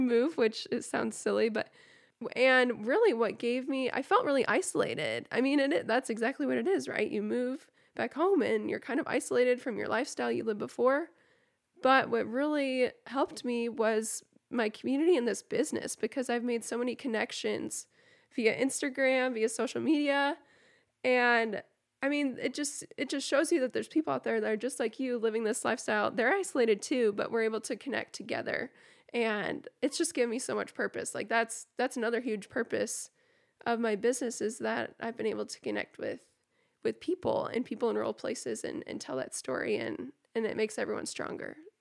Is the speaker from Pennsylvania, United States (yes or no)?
no; Ainsworth, Nebraska, United States; also born or lived in Northwest Iowa; I call this my hometown, and I grew up on a diversified farm and ranch in this area.